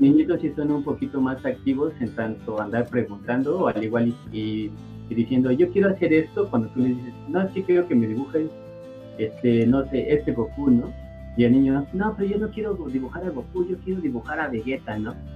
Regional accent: Mexico

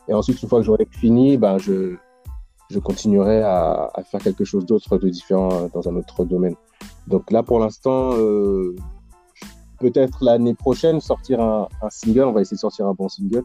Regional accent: Paris suburbs, near Montfermeil, Île-de-France, France; j'ai grandi en, j'ai grandi en banlieue, euh, du côté du quatre-vingt-treize, en, euh, à côté de Montfermeil

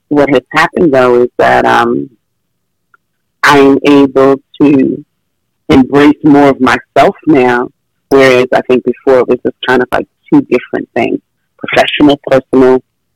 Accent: New York, United States; I was from New York

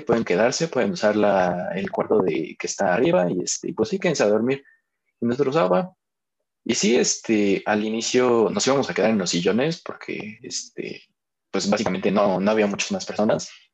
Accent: Mexico; como cultura mexicana

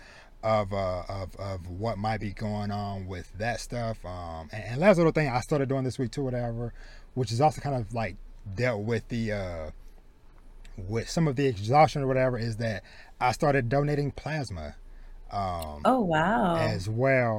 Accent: deep southeast Texas, United States; moved away as an adult; now in Dallas-Fort Worth, United States; I was born and raised in deep southeast Texas, so like down maybe like a few hours from Houston

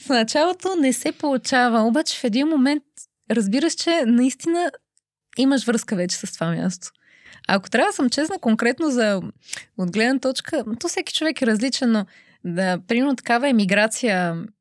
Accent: Bulgaria; moved away as an adult; now in Brussels, Belgium

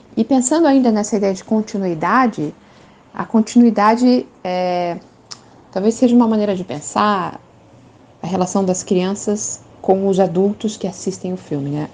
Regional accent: Curitiba, Paraná, Brazil; sou de Curitiba, moro em Curitiba nesse momento

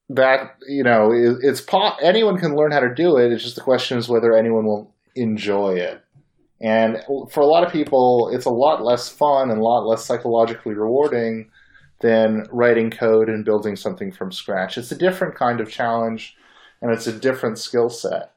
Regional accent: Bay Area, California, United States; I was born in the Bay Area

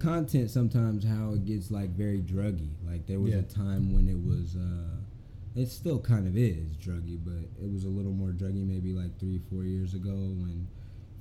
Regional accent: Sacramento, California, United States; also born or lived in Berkeley, California; Originally from Sacramento, California

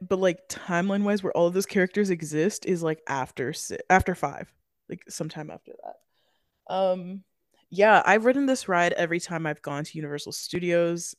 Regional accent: Florida, United States; We're from Florida, obviously, if you haven't heard it before, we are Floridians

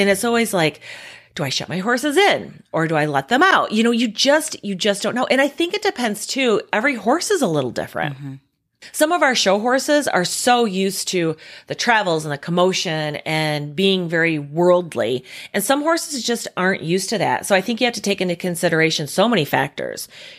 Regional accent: Midwest, United States; We're from the Midwest. It's just a bad thunderstorm.

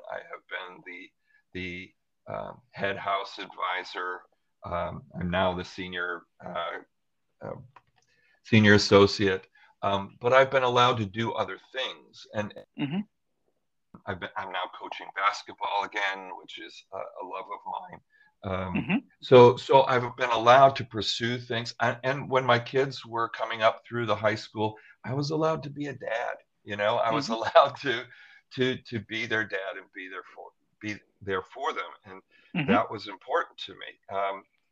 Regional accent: Western New York, United States; I grew up in Western New York

